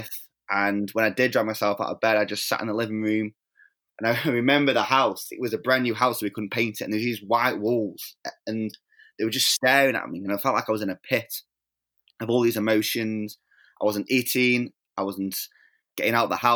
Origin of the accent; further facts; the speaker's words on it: Stoke-on-Trent, West Midlands, United Kingdom; I was born in England in a little city called Stoke-on-Trent.